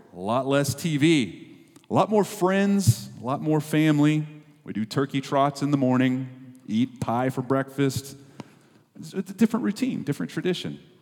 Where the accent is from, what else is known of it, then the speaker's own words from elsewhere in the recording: Texas, United States; we're from Texas